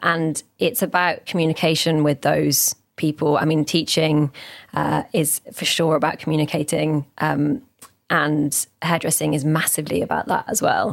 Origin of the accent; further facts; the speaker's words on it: Oxford, South East England, United Kingdom; As someone who is like born and raised in Oxford, I, and I've stayed here my whole life, I haven't moved away or anything